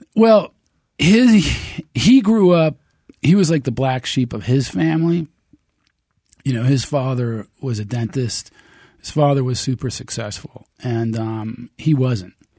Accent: United States; I'm American

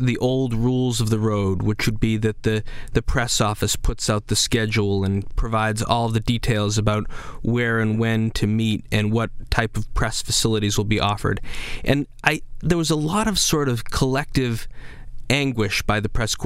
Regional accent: Indianapolis, Indiana, United States; moved away; Indianapolis, my hometown

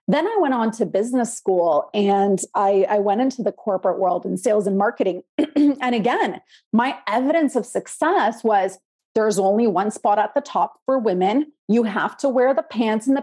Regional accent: Canada; also born or lived in Poland; I was born in Poland, came to Canada as a Polish immigrant when I was 6 years old

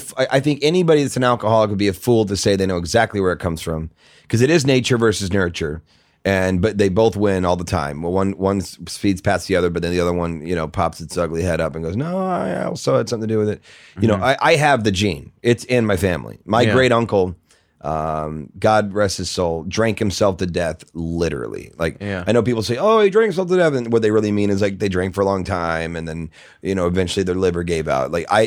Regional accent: St. Louis, Missouri, United States; St. Louis, Missouri.

